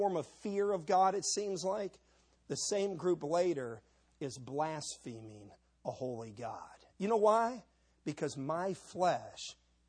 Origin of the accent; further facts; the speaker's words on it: Cleveland, Ohio, United States; I was raised in Cleveland, Ohio